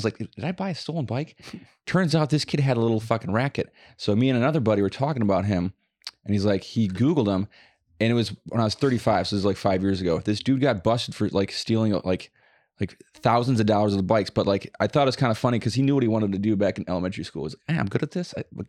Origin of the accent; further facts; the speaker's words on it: Wisconsin, United States; we're from Wisconsin.